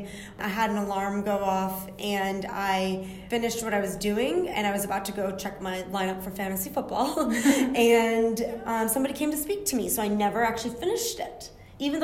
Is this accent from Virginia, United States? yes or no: yes; Yorktown, Virginia, United States; I was born and raised in Yorktown, Virginia